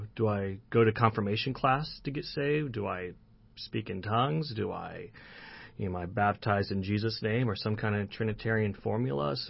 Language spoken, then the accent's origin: English; Southern Illinois, United States; I'm from Southern Illinois. Grew up in a Christian home